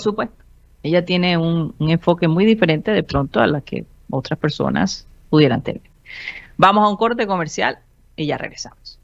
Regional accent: Colombia; se transmite desde la ciudad de Barranquilla, Colombia, South America, la capital deportiva de nuestro país

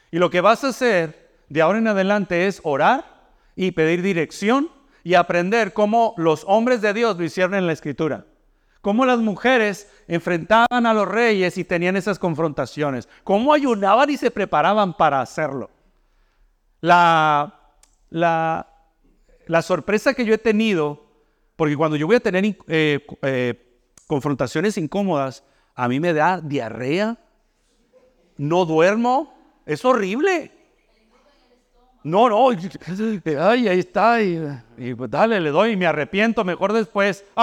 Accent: Mexico; now in United States; Yo vengo de México, donde allá no existe eso del comedor escolar.

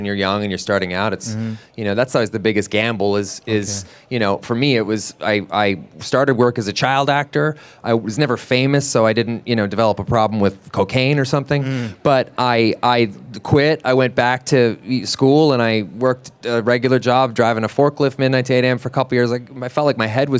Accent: Vancouver, British Columbia, Canada; I'm from Vancouver as well

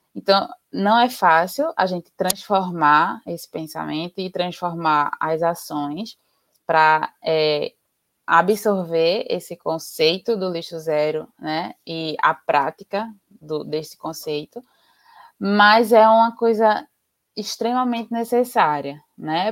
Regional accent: Recife, Pernambuco, Brazil; now in Jaboatão dos Guararapes, Brazil; eu sou daqui de Pernambuco, é, sou recifense, mas moro em Jaboatão dos Guararapes

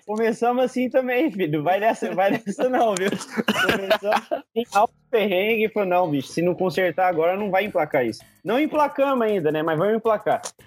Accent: Minas Gerais, Brazil; eu sou mineiro

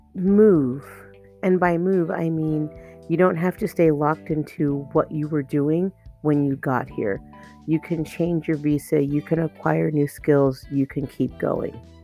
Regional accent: Arizona, United States; now in South Korea; I'm from Arizona

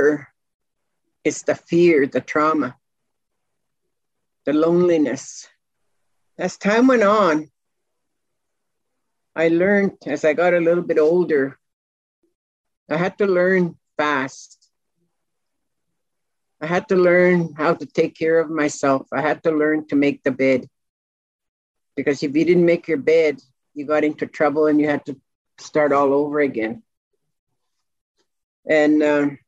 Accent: Maskwacis, Alberta, Canada; first language Cree; English is a second language; I was born in Muscatese, in a tent.

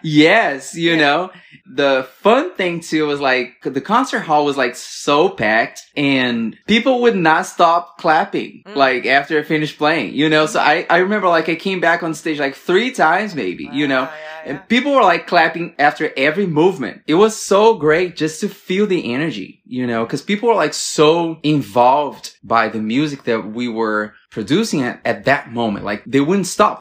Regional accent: Brasília, Federal District, Brazil; moved away as an adult; also born or lived in Rio de Janeiro, Brazil; I'm from Brasilia, the capital in Brazil

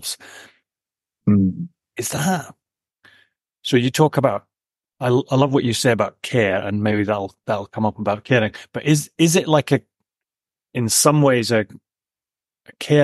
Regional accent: Scotland, United Kingdom; also born or lived in Papa Stour, Shetland / Edinburgh / Aberdeen; I was born and brought up in Scotland

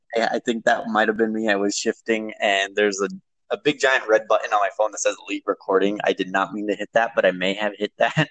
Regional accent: Las Vegas, New Mexico, United States; I am from Las Vegas, which is a smaller town, um, and we Las Vegas resides in San Miguel County

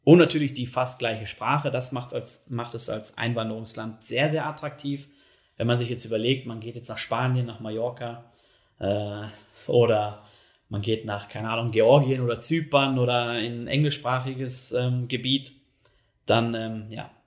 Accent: North Rhine-Westphalia, Germany; now in Switzerland; Ich komme halt aus dem Ruhrgebiet, ich kenne da ein bisschen den Ton so und ich musste mich auch erstmal hier dran gewöhnen, an die Schweizer Art und Weise.

